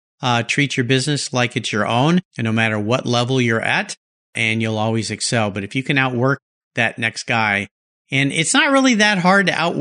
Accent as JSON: {"language": "English", "town": "Indianapolis", "region": "Indiana", "country": "United States", "tie": "born or raised there", "said": "Growing up in Indianapolis, yeah, most definitely. Spent a lot of time there."}